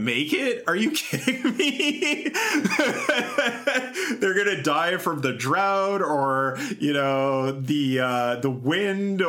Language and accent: English; Kamloops, British Columbia, Canada; moved away; The river, the Thompson River that runs through Kamloops, my hometown